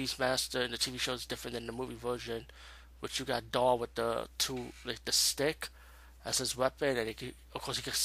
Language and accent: English; New York, United States; Where I'm from New York.